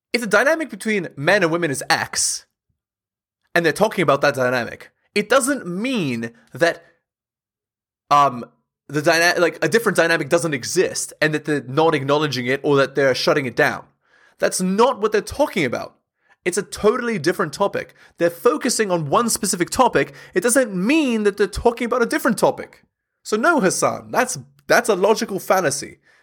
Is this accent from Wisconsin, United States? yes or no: no; Southern California, United States; I grew up in Southern California